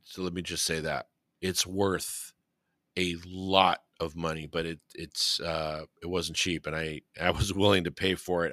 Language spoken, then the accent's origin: English; Whittier, California, United States; my hometown